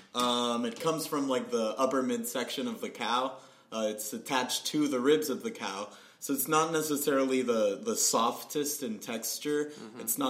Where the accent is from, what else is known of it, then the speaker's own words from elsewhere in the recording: Puerto Rico; moved away; I was born and raised in Puerto Rico